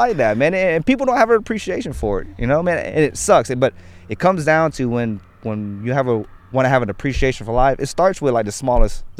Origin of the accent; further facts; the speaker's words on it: Atlanta, Georgia, United States; I'm from Atlanta. We have the biggest aquarium in the world